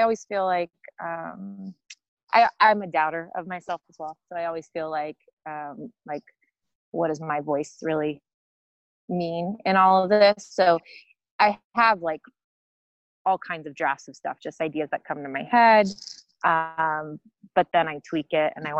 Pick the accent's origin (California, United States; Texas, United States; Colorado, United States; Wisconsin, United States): California, United States; the Bay Area; now in San Diego, United States; I'm not from San Diego, I am from the Bay Area. But I have lived here for, gosh, I think over a decade now